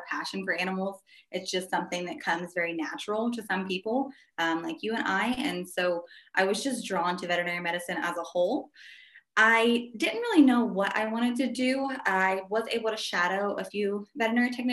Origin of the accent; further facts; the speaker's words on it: Ohio, United States; moved away as an adult; also born or lived in Southeast Texas; now in Texas, United States; I'm originally from Ohio